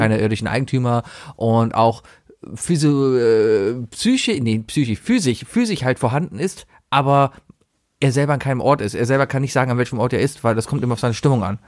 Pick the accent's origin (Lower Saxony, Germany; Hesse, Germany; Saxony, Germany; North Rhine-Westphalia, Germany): North Rhine-Westphalia, Germany; Cologne; Ich bin ja auch ein Originaler. Ich bin ja ein Kölner